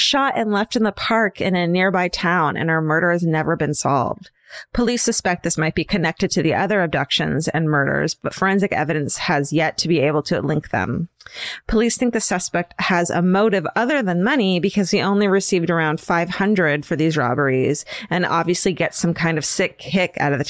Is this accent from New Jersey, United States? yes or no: no; Boca Raton, Florida, United States; I grew up in Boca Raton, Florida, which is best known for being where your Jewish friends' grandparents live.